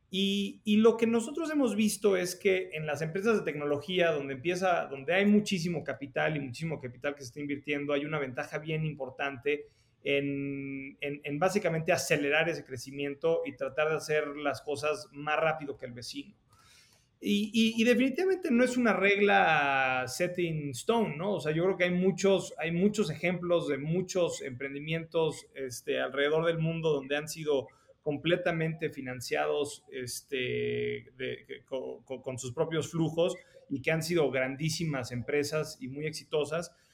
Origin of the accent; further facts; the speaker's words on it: Mexico City, Mexico; moved away as an adult; also born or lived in San Francisco, United States; yo nací en, en la Ciudad de México, fui al colegio alemán este, y luego terminé la, la prepa en el colegio americano